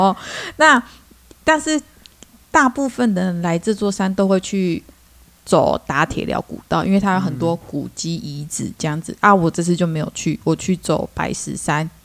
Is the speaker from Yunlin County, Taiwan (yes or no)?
no; Chiayi, Taiwan; moved away; 我是嘉义人，所以呢，我还没有离开嘉义之前